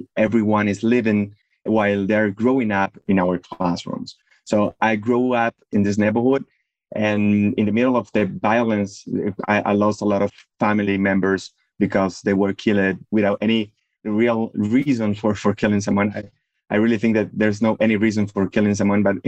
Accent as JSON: {"language": "English", "town": "Medellín", "region": "Antioquia", "country": "Colombia", "tie": "born or raised there", "said": "I grew up in Medellin, in Colombia"}